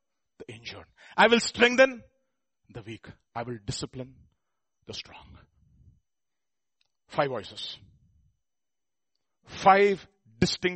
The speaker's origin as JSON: {"language": "English", "country": "India", "said": "we Indians"}